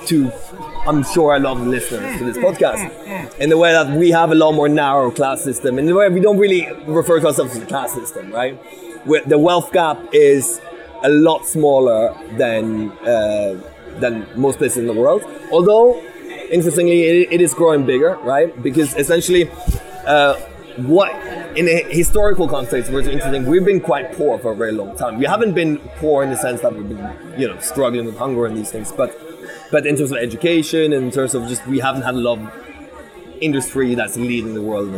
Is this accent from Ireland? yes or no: no; Bergen, Vestland, Norway; I grew up in Bergen, as I said, right, West Coast.